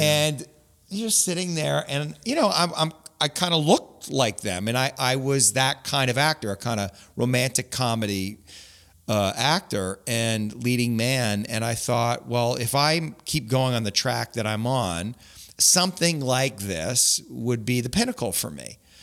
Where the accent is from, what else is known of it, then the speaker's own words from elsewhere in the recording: Grimsby, Ontario, Canada; also born or lived in St. Catharines; I grew up in Grimsby